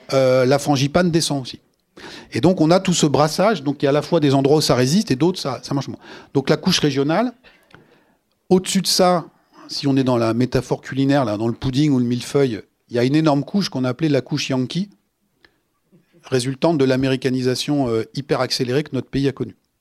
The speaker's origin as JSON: {"language": "French", "country": "France", "said": "chez nous en France"}